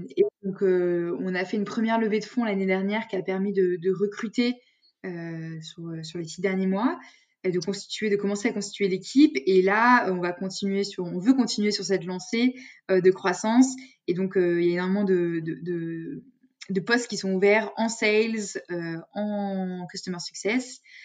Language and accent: French; Lyon, Auvergne-Rhône-Alpes, France; rester à Lyon, parce que je suis originaire de Lyon.